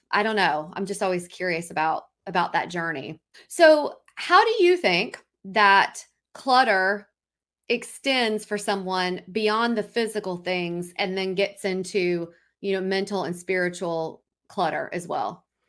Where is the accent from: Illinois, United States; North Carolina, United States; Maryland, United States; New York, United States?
North Carolina, United States; Raleigh; we're from Raleigh